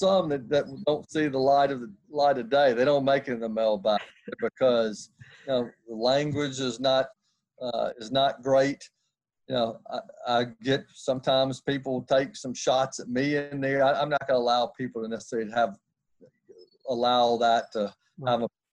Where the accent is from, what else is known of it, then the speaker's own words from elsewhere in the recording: Nashville, Tennessee, United States; I grew up in Nashville, Tennessee.